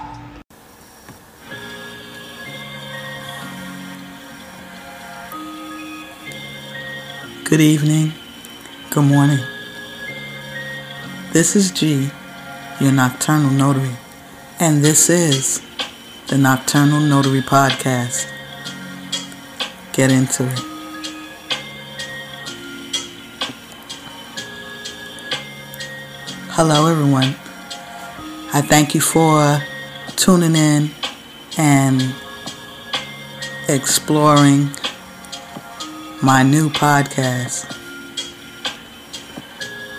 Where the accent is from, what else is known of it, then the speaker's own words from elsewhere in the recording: New York City, New York, United States; I am a born and bred New York chick through and through. My hometown is the BX, the Bronx, home of the Yankees